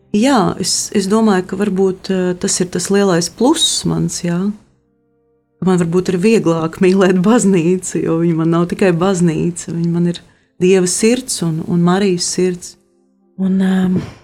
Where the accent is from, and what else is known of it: Latvia